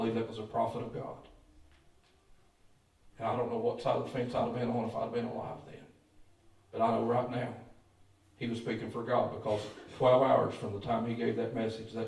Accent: Lewis County, Kentucky, United States; I grew up here in Lewis County

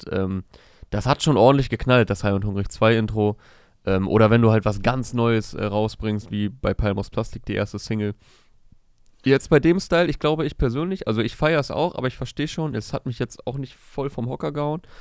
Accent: Hohenschönhausen, Berlin, Germany; Ich bin halt wirklich in der Scheiße aufgewachsen, in Armut in Hohenschönhausen.

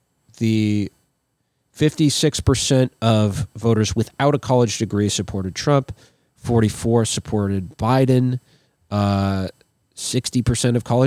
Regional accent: Minnesota, United States; as a Minnesotan

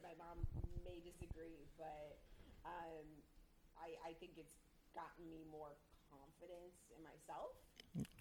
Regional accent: Minnesota, United States; moved away; I grew up in Minnesota

